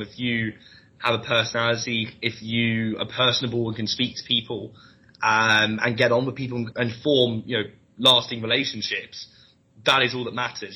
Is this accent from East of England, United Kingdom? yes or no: no; London, United Kingdom; moved away as an adult; now in Leeds, United Kingdom; I'm from London originally. Um, I went to, to Leeds University